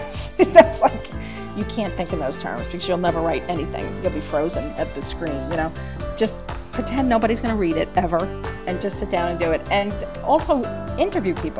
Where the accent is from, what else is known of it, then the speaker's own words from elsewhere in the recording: Jersey City, New Jersey, United States; growing up in Jersey City